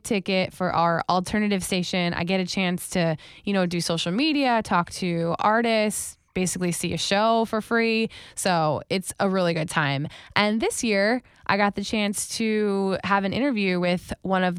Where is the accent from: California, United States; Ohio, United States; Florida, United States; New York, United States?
Florida, United States; Wellington; moved away; I lived in Wellington specifically